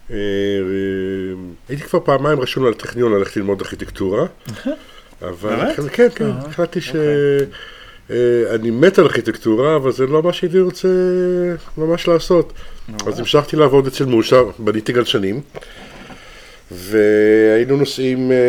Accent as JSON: {"language": "Hebrew", "town": "Herzliya", "region": "Tel Aviv District", "country": "Israel", "tie": "born or raised there", "also_born_or_lived": "Haifa / France / South America", "said": "יליד חיפה, גדלתי בגיל קטן, בגיל שנתיים בהרצליה"}